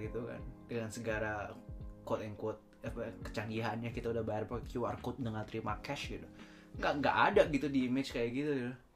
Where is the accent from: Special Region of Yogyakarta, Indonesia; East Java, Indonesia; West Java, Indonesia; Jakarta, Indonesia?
West Java, Indonesia; Bandung; accent: Sundanese; now in Japan; bahasa Inggris gue kan nggak nggak nggak native uh, aksen Sundanya masih keluar